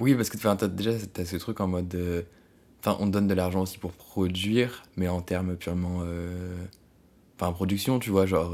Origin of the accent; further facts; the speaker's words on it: France; française parce qu'on est français